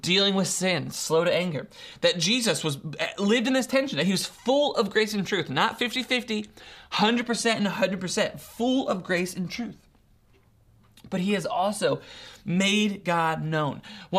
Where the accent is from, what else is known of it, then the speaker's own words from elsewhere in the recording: Ohio, United States; the most that he knows about me at this point in his life is that I mumble and I'm from Ohio, right?